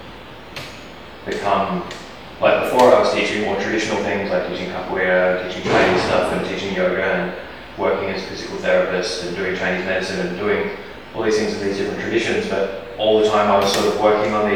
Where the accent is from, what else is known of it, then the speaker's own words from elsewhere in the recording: New Zealand; moved away; also born or lived in Australia; I spent a lot of time in the bush growing up in New Zealand and living in Australia.